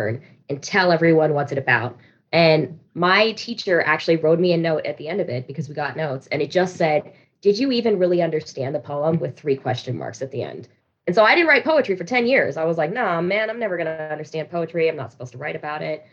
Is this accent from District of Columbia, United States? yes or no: no; Reno, Nevada, United States; I'm from Reno, Nevada